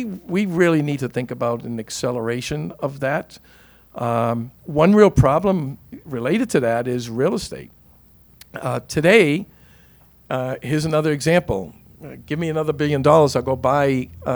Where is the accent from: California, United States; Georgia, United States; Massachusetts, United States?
Massachusetts, United States; Boston; a poor kid growing up in East Boston